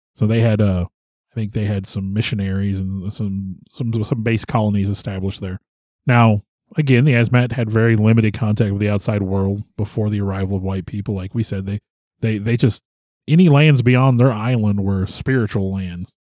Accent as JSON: {"language": "English", "country": "United States", "said": "I'm obviously, I'm an American"}